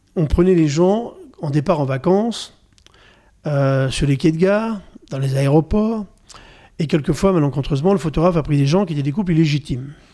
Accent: Normandy, France; Je suis normand

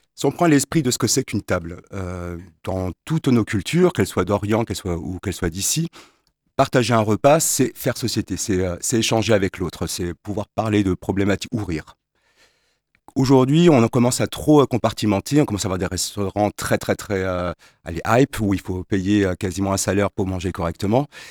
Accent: Strasbourg, Grand Est, France; now in Le Mans, France; je suis un Strasbourgeois de naissance, j'étais ici au Mans

